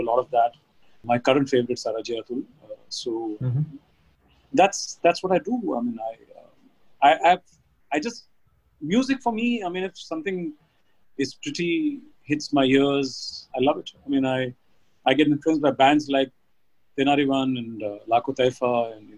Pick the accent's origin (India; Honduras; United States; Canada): India; New Delhi, Delhi; born and brought up in a place called Jamia Millia Islamia. My father was a professor there, and I did my schooling from Delhi Public School, Mathura Road